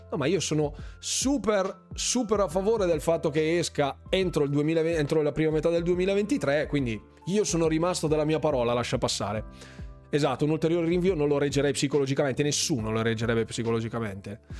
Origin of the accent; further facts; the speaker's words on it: Bergamo, Lombardy, Italy; sono di Bergamo